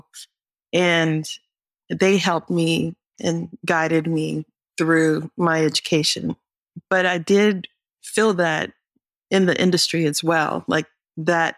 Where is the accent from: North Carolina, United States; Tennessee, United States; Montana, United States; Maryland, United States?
North Carolina, United States; I'm from North Carolina.